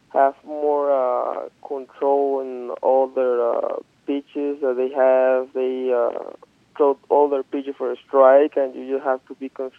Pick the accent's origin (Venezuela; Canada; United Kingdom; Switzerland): Venezuela; Margarita, Nueva Esparta; moved away as an adult; my hometown, where I know a lot of people have been seeing me growing up